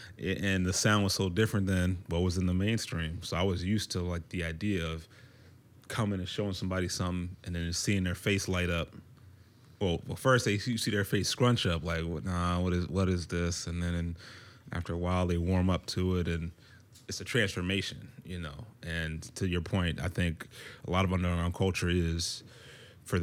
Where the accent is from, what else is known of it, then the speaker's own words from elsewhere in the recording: DMV area, United States; also born or lived in Mons, Belgium; And it's military family. And so then we moved over to the East Coast to the DMV area after a while. And, you know, I went to high school and middle school and stuff here, so I connect deeply with the DMV ar